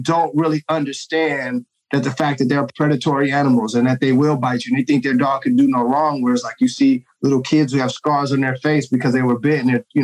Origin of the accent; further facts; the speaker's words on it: Oakland, California, United States; also born or lived in Washington State / San Jose; I grew up here in Oakland, California